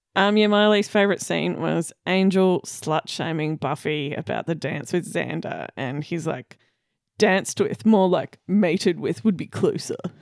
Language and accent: English; Victoria, Australia; we're from Victoria